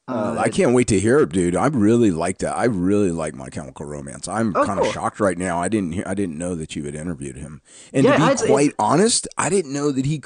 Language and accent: English; the South, United States; We're both from the South